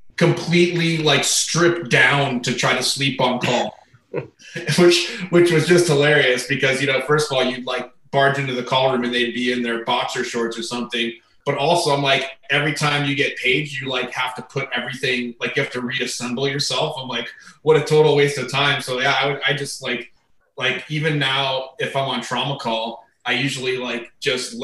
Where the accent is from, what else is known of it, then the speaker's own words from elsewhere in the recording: Tempe, Arizona, United States; moved away as an adult; also born or lived in East Coast; now in Phoenix, United States; I'm one of the few people you'll meet that's a Phoenix native. So I grew up in Tempe, actually